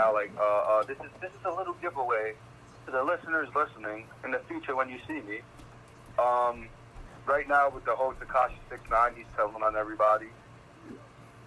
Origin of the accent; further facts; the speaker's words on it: New York, United States; also born or lived in Staten Island; I'm from New York.